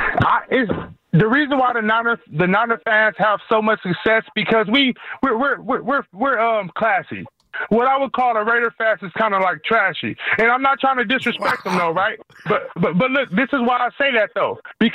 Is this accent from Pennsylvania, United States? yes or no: no; Oakland, California, United States; I'm from Oakland.